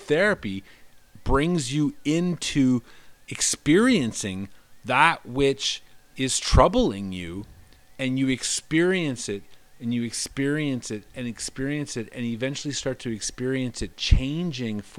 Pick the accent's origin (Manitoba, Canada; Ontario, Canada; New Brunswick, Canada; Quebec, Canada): New Brunswick, Canada; Moncton; moved away; also born or lived in Toronto; Moncton, 4 years, had been, aside from Toronto, the longest I'd been in one place in the last 15 years at that point in my life. And it was my hometown.